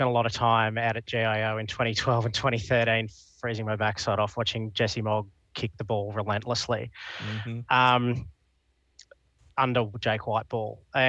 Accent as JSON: {"language": "English", "town": "Dubbo", "region": "New South Wales", "country": "Australia", "tie": "born or raised there", "moved": "as an adult", "lives_now": "Canberra, Australia", "said": "Because I grew up in Dubbo"}